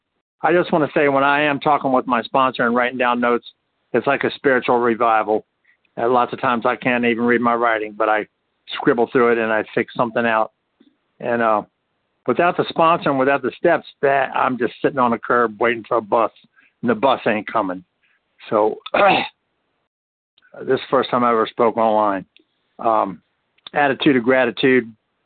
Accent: Palatka, Florida, United States; From? Palatka, Florida. Palatka, Florida.

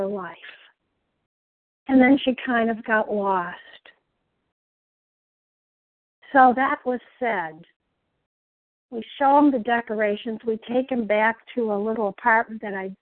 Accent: a town north of Chicago on Lake Michigan, Illinois, United States; I was born in the Midwest in a beautiful town north of Chicago, right on the shores of Lake Michigan, an only child

